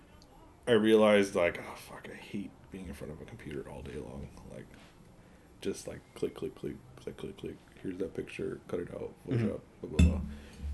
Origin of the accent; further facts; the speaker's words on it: Pasadena, California, United States; also born or lived in Pomona / Highland Park; Not born, but raised in Pasadena